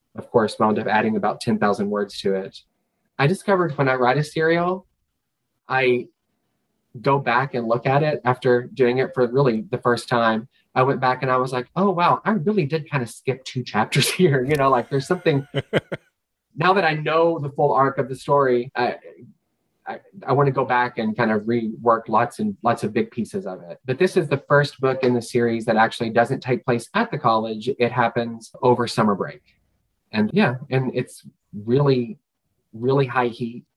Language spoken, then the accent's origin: English; Kentucky, United States; moved away; I'm from Kentucky, which is the bluegrass state